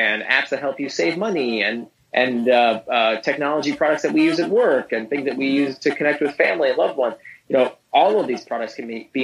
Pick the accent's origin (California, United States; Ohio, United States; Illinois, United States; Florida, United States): Florida, United States; Orlando; also born or lived in Israel; I grew up in Orlando. I was born in Israel.